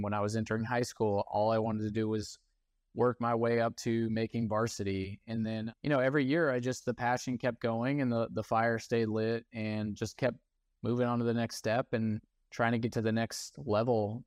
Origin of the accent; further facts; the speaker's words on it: East Cobb, Georgia, United States; growing up in East Cobb